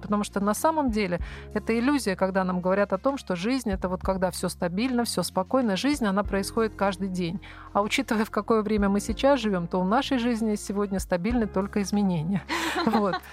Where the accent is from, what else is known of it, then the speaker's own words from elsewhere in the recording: Veliky Novgorod, Novgorod Oblast, Russia; moved away; я вообще сама из Новгорода Великого